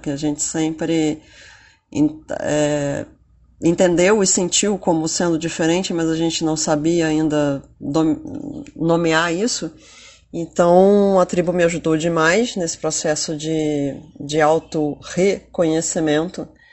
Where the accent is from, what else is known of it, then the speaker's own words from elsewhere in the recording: Rio de Janeiro, Brazil; eu sou do Rio de Janeiro uh, e em breve vou me mudar para São Paulo